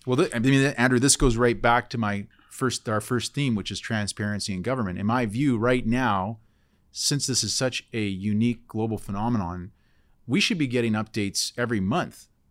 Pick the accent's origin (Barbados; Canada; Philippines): Canada; Port Alberni, British Columbia; I grew up in Port Alberni